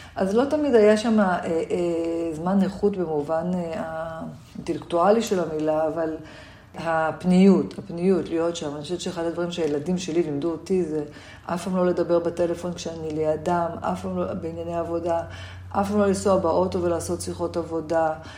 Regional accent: Jerusalem, Jerusalem District, Israel; also born or lived in Tel Aviv; גדלתי בירושלים

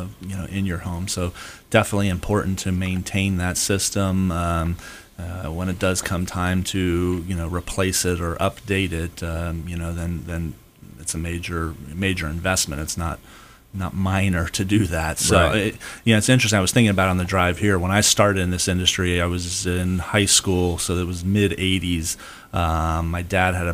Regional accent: Pennsylvania, United States; now in Florida, United States; I grew up in Pennsylvania

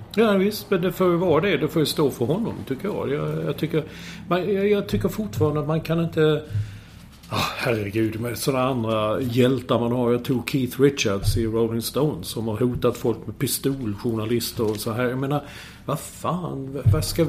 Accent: Sweden; moved away; som svensk, sitta, som utlandssvensk

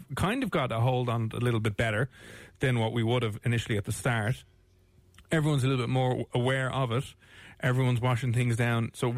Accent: Ireland; We're Irish

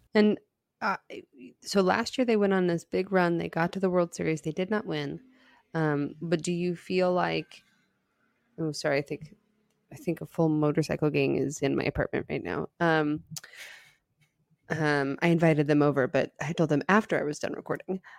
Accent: Dallas, Texas, United States; I'm from Dallas

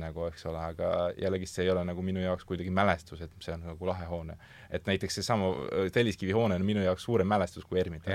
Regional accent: Loksa, Harju County, Estonia; mina olen Loksalt pärit

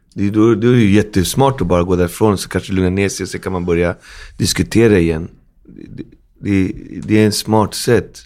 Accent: Sweden; Jag är ändå född i Sverige, min mamma är svenska och jag växte upp på 80-talet

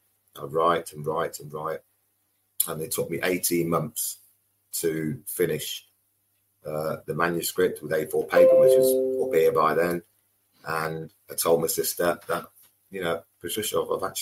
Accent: Coventry, West Midlands, United Kingdom; moved away as an adult; also born or lived in London / Bristol; Starting 9 years old, growing up in Coventry

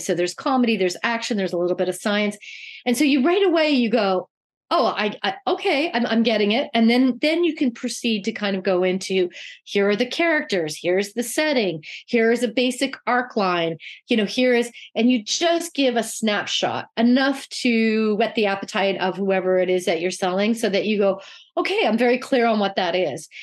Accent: Canada; moved away; I am Canadian

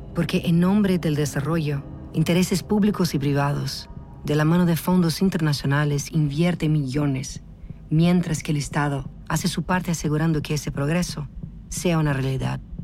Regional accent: Brazil; Spanish is a second language; Yo soy brasileña

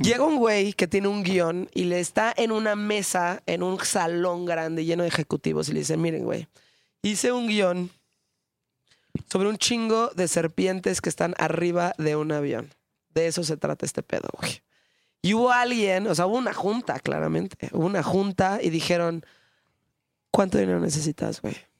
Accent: Mexico; also born or lived in United States; somos mexicanos

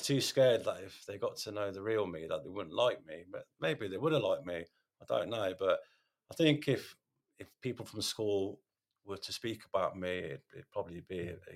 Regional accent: Radford, United Kingdom; I was I was brought up in Radford, and I went to St Augustine's

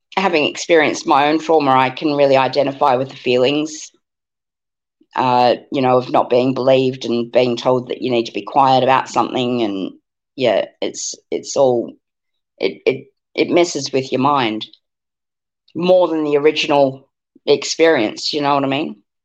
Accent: South Africa; now in Australia; when I was growing up in South Africa

